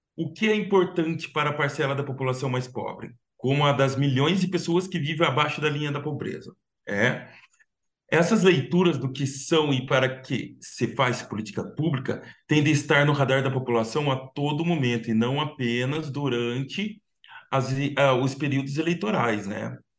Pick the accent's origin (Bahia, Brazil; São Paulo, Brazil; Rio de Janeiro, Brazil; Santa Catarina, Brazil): São Paulo, Brazil; Piracicaba; accent: caipira; moved away as an adult; now in São Paulo, Brazil; eu sou caipira sicabano, sou do interior, mas estou morando aqui em São Paulo já, já faz um ano